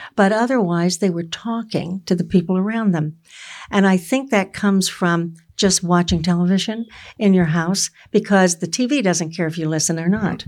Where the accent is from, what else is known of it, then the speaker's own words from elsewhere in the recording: Florida, United States; I grew up in Florida where you have really good oranges.